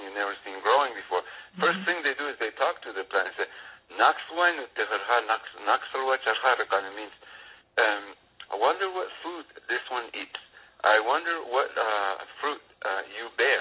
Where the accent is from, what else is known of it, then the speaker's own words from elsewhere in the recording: New Mexico, United States; moved away as an adult; also born or lived in Santiago Atitlan, Guatemala; I grew up in New Mexico